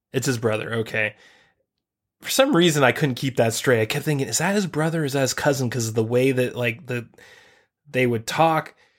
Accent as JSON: {"language": "English", "country": "United States", "tie": "born or raised there", "said": "We grew up in the United States of America"}